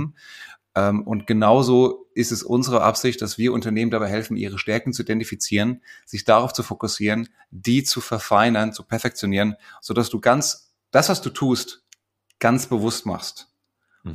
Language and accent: German; Frankfurt, Hesse, Germany; als Frankfurter Bub